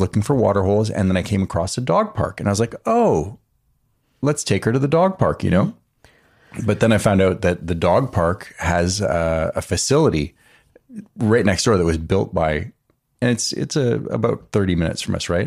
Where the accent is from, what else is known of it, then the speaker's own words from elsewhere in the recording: East Coast, United States; moved away; also born or lived in Orange County; growing up on the East Coast